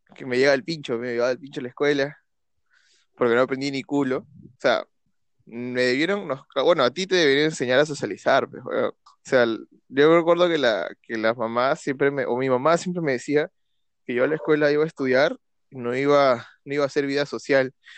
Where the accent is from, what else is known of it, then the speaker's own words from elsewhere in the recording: Peru; nací en Perú